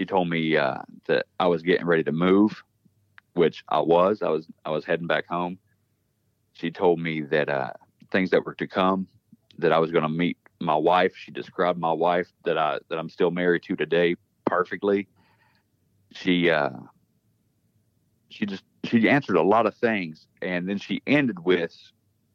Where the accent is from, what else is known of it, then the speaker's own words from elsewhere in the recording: West Virginia, United States; moved away as an adult; also born or lived in Louisiana; I'm from West Virginia, but I was stationed in Louisiana for 6 years down there